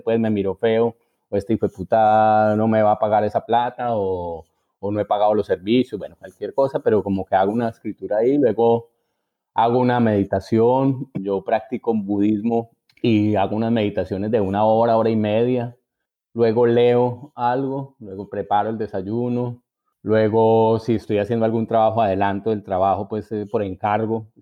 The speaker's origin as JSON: {"language": "Spanish", "country": "Colombia", "moved": "as an adult", "lives_now": "Buenos Aires, Argentina", "said": "nuestro país"}